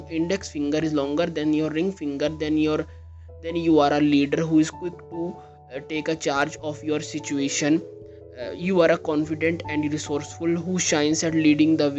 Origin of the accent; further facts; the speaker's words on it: India; I am from India